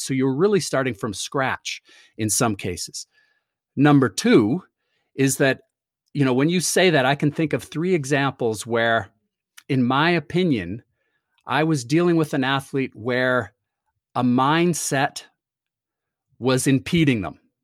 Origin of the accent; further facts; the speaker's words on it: Toronto, Ontario, Canada; moved away as an adult; I grew up in Toronto, uh, moved here f, to go to university